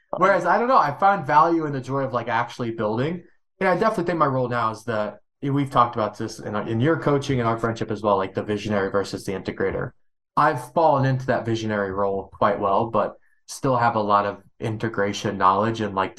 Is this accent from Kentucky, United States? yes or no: yes; Kentucky, United States; I'm from Kentucky. People from Kentucky have accents, and my accent was so thick that I went to speech therapy to solve said accent.